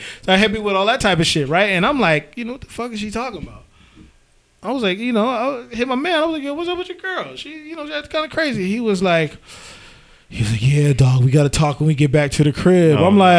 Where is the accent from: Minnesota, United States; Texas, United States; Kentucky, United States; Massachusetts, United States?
Massachusetts, United States; now in Charlotte, United States; I live in Charlotte. I'm from Massachusetts.